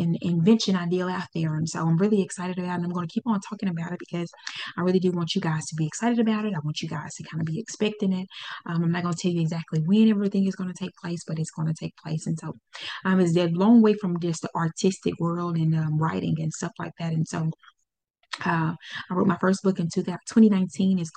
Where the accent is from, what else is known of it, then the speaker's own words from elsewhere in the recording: Pine Bluff, Arkansas, United States; Pine Bluff, Arkansas. That's where my hometown is